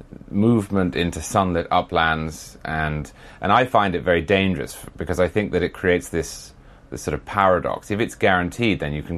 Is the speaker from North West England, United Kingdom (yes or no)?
no; Huntingdon, East of England, United Kingdom; moved away as an adult; now in Florida, United States; I'm from Huntingdon originally, just outside Cambridge, which is where Cromwell was from.